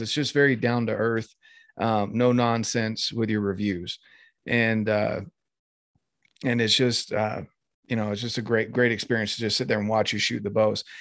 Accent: North Carolina, United States; growing up in North Carolina

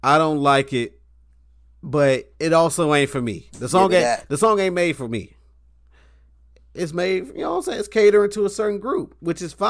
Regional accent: near FAMU, Florida, United States; FAMU right there around the street from my hometown

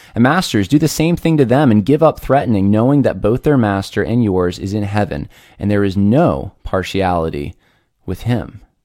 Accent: United States; I am an American who pays taxes

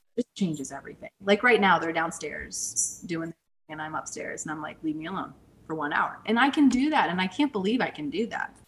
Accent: St. Louis, Missouri, United States; now in Scottsdale, United States; I'm originally from St. Louis

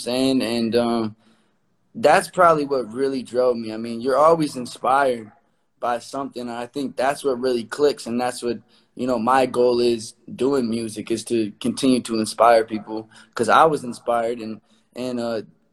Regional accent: Omaha, Nebraska, United States; moved away as an adult; now in Los Angeles, United States; I'm from Omaha, Nebraska.

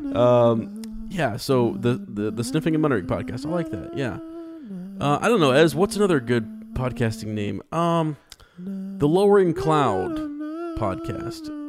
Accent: Ohio, United States; we're from the Shire of America in, in, in Ohio

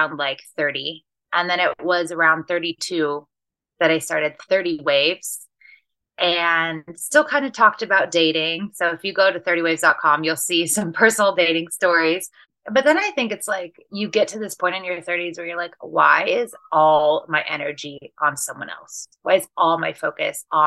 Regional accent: Seattle, Washington, United States; moved away as an adult; I ended up leaving Seattle, where I'm from

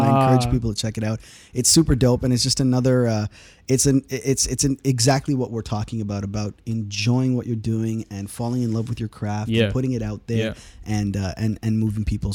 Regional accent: Nagpur, Maharashtra, India; moved away; Orange City is my hometown, where I was born in India, is called Orange City.

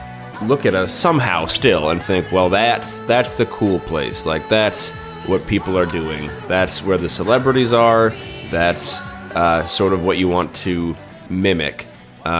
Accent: United States; as an American, as a sophisticated and urbane and sort of knowing American.

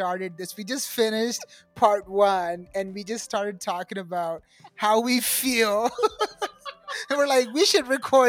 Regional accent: United States; also born or lived in India; Like growing up in America, it was a big hard thing because I was like first generation immigrant. Like my parents just went to America.

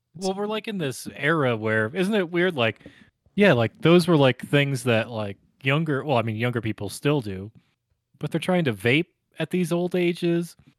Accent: Northeast, United States; now in Colorado, United States; growing up in Northeast

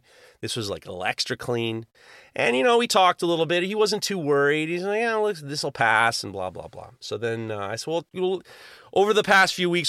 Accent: New York City, New York, United States; I grew up in New York City, and I love taking the subway, but I hated grabbing on all the handles.

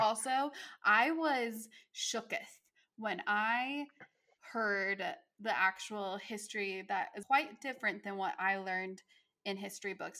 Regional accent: Utah, United States; I'm from Utah and it's a predominantly Mormon state as well

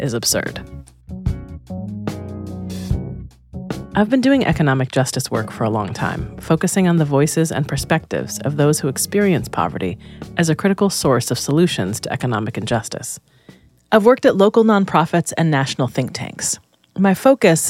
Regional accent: Rochester, New York, United States; moved away as an adult; I came to college from Rochester, New York, where I'd been raised by my mom.

